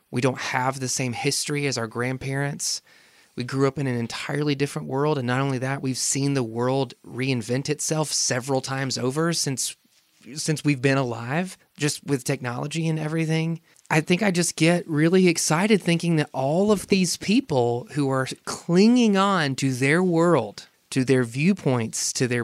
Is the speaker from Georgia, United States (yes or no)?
no; South Carolina, United States; moved away; my home state.